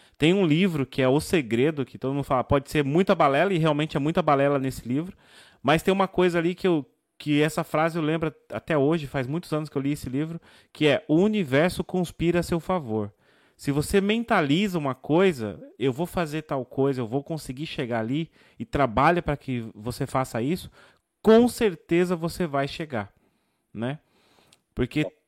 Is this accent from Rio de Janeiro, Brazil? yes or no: no; São Paulo, Brazil; moved away as an adult; also born or lived in Rio Claro, São Paulo; now in Portugal; sou de São Paulo, São Paulo, mas nos últimos anos eu, eu vivi quatro anos em Rio Claro, interior de São Paulo